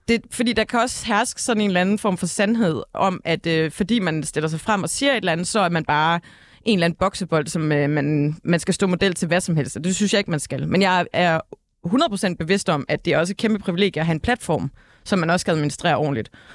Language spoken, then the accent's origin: Danish; Ølgod, Southern Denmark, Denmark; Ølgod, hvor jeg kommer fra